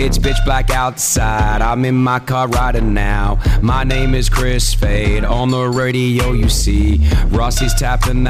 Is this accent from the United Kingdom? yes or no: no; Australia; now in Dubai, United Arab Emirates; Growing up in Australia